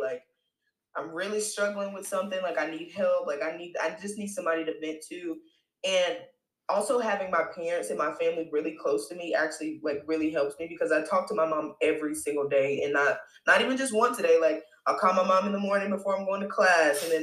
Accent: Raleigh, North Carolina, United States; because I'm from North Carolina and I'm from Raleigh

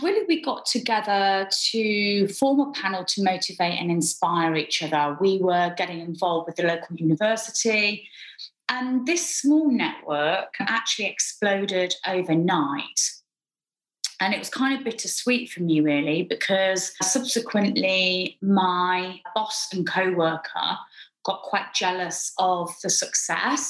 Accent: United Kingdom; moved away as an adult; now in Dubai, United Arab Emirates; I've lived in Dubai 7 years. I'm obviously British

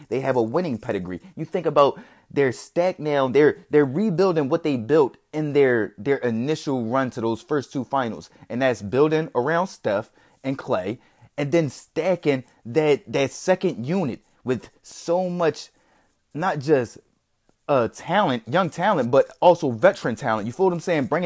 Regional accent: Philadelphia, Pennsylvania, United States; that is my hometown team, the Philadelphia 76ers.

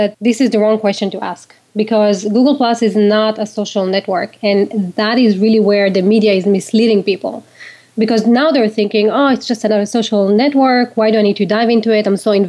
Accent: Israel; now in United States; Well, I grew up in Israel. So in Israel, it's really not easy to start a company, like in the States.

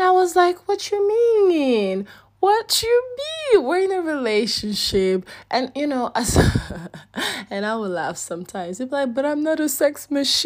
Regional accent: Nigeria; accent: Nigerian; I'm having my Nigerian accent

